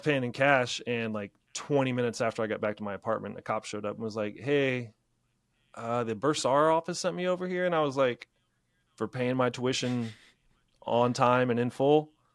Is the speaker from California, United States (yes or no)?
no; Middletown, Ohio, United States; I was teaching where in my hometown, uh, Middletown, Ohio